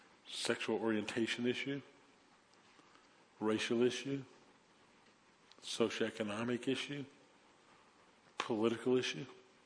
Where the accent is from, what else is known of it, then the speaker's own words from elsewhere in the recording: New Orleans, Louisiana, United States; I grew up in New Orleans in the 1960s. I was born in 54, so I was in elementary school, junior high school in the 60s, graduated high school in 72.